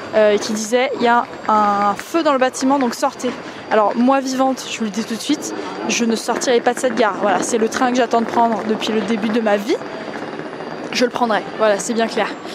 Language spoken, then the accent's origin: French; France; je suis française